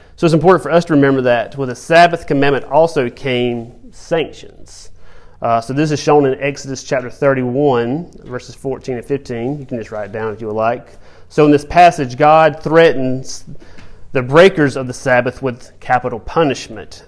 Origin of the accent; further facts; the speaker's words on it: Georgia, United States; growing up in Georgia on a farm